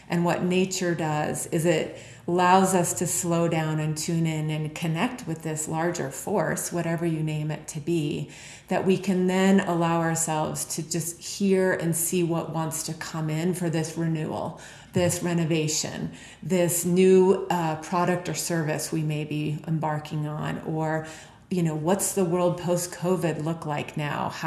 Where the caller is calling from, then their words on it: Park City, Utah, United States; I'm calling in from Heart Space right now, and out my window is Park City Mountain Resort